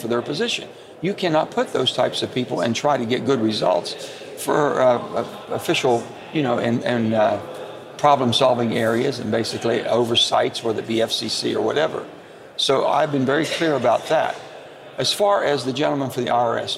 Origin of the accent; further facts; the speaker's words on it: the South, United States; the old Southern Democrats, where I come from